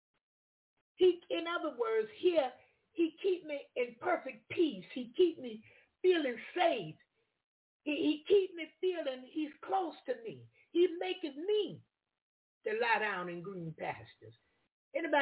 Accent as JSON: {"language": "English", "region": "the South", "country": "United States", "said": "I'm from the South."}